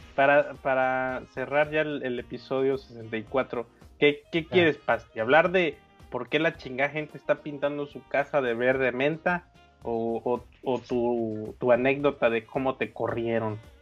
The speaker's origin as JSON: {"language": "Spanish", "town": "Guadalajara", "region": "Jalisco", "country": "Mexico", "tie": "born or raised there", "said": "el primer depa en el que en el que viví cuando nací en Guadalajara"}